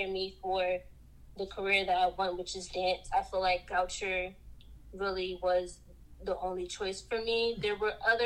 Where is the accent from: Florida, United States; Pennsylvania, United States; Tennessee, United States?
Pennsylvania, United States; Philadelphia; I am from Southwest Philly. Growing up, we weren't poor